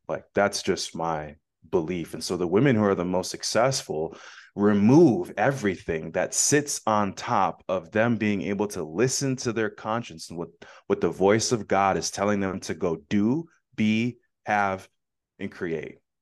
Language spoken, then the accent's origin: English; Phoenix, Arizona, United States; I'm from Phoenix, Arizona